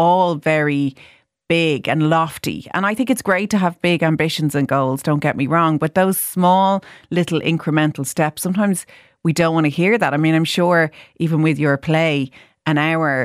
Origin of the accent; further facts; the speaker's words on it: Ireland; we are as Irish people